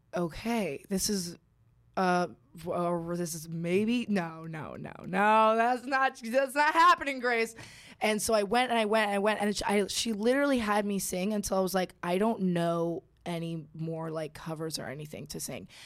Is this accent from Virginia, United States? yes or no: no; Suffern, New York, United States; also born or lived in Kansas; now in Georgia, United States; I've only ever known New York. Like, I don't have any memories of Kansas and I moved to New York